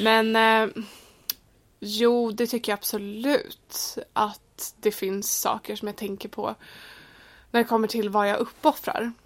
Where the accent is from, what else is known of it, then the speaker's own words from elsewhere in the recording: Sweden; moved away as an adult; now in London, United Kingdom; jag var från Sverige